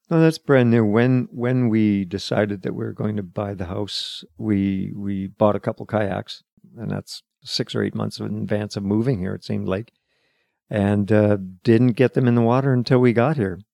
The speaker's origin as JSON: {"language": "English", "town": "Calgary", "region": "Alberta", "country": "Canada", "tie": "born or raised there", "also_born_or_lived": "Fraser Valley, British Columbia", "moved": "as an adult", "lives_now": "Pender Island, Canada", "said": "Born and, born and raised in Calgary, but moved away in nineteen seventy-four."}